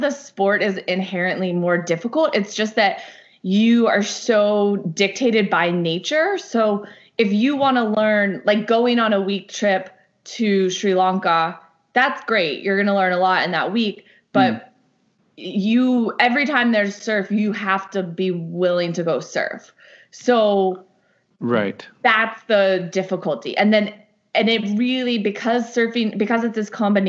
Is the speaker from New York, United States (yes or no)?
yes; Southampton, New York, United States; moved away as an adult; also born or lived in Lebanon; growing up in New York